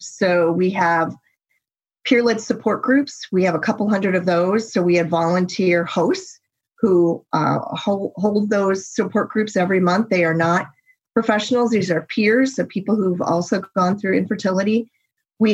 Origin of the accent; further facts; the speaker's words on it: United States; He's American, I'm American, but we had to find our way to each other in Athens, Greece.